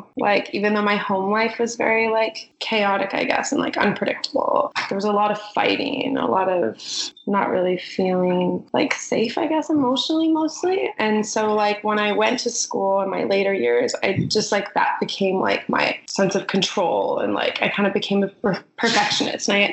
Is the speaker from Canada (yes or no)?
yes; Prince George, British Columbia, Canada; I grew up in Prince George, and I grew up on a farm